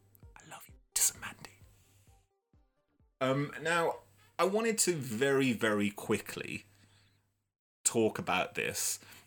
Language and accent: English; Birmingham, West Midlands, United Kingdom; I'm from Birmingham and I clicked that, and I would definitely suggest that you do not click it.